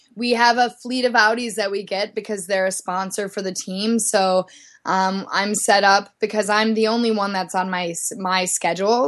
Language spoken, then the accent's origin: English; Midwest, United States; moved away as an adult; also born or lived in Minneapolis / Dallas, Texas; now in Salt Lake City, United States; I grew up in the Midwest ski racing